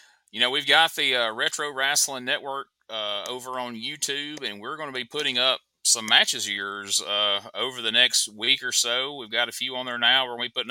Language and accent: English; Aberdeen, Mississippi, United States; I grew up in Aberdeen, Mississippi, right smack dab between Tupelo and Columbus.